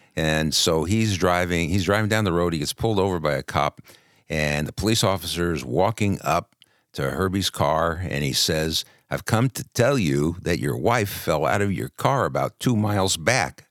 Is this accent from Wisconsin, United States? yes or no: no; New York City, New York, United States; I was born in Brooklyn.